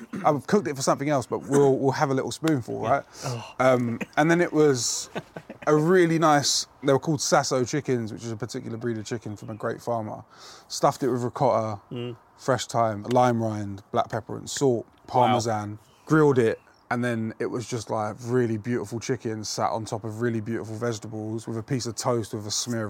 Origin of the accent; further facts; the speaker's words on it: London, United Kingdom; Us Brits, I'm half British, you see. I'm half English. Especially us Londoners